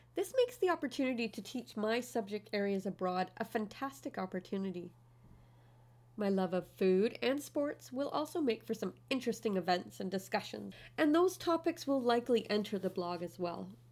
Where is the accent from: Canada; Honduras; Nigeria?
Canada; moved away as an adult; also born or lived in China; now in Kuwait; I'm Canadian. I'm half German. I was raised in a small town, community location on a large but slow-paced island.